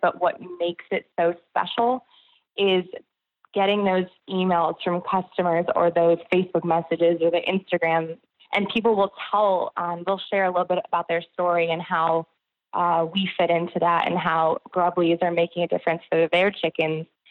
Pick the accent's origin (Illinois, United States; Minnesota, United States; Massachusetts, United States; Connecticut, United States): Connecticut, United States; also born or lived in New York City; now in Georgia, United States; I grew up in Connecticut and lived in New York City for many years